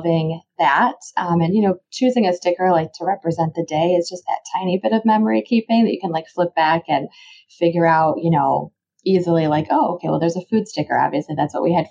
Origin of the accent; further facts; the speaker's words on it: Illinois, United States; also born or lived in Baltimore, Maryland; I actually moved into Illinois when I was starting fourth grade